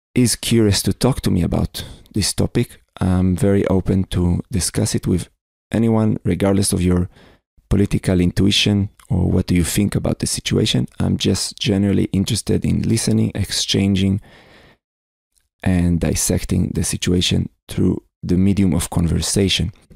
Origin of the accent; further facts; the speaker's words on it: Israel; I am from Israel